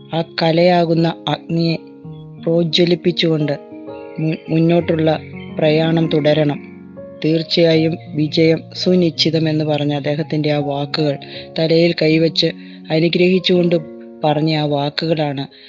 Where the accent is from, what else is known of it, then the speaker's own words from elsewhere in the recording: Pala, Kerala, India; now in Ernakulam, India; ഞാൻ പാലാ സ്വദേശിനിയാണ് എറണാകുളത്ത് താമസിക്കുന്നു